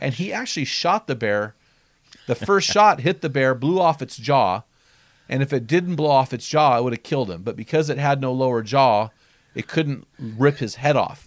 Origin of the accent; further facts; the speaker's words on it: San Luis Obispo, California, United States; moved away; the book actually takes place in my hometown. I was like, "San Luis Obispo? That's where I used to live."